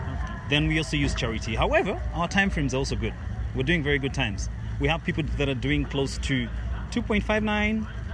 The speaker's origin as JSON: {"language": "English", "country": "Uganda", "said": "I come from Uganda."}